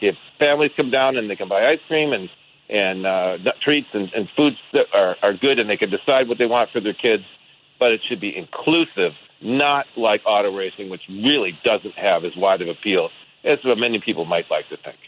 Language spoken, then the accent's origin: English; Detroit, Michigan, United States; now in Seattle, United States; I grew up in Detroit